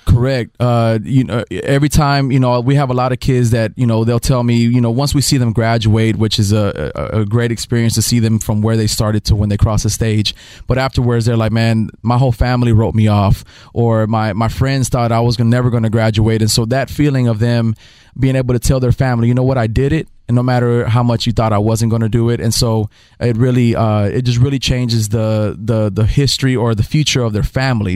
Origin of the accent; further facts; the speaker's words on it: Dallas, Texas, United States; moved away as an adult; also born or lived in Oklahoma; now in Houston, United States; I was raised in Dallas